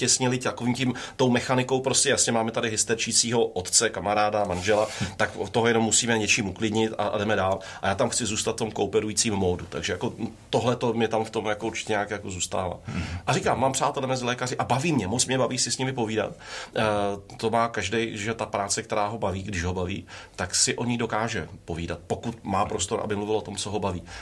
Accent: Brno, South Moravian Region, Czechia; jsem si jako vybral záměrně těžký gimpl v Brně, kde jsem, mm-hmm. jsem byl Brňák

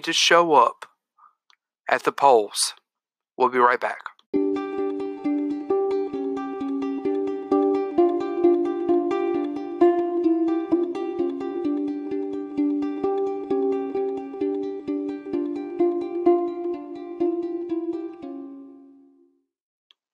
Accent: United States; us as American citizens

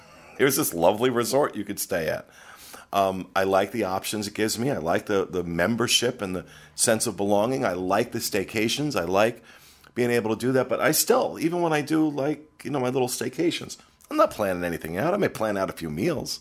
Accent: New Jersey, United States; now in Orlando, United States; I come from New Jersey, which at one point was toll booth capital of the world

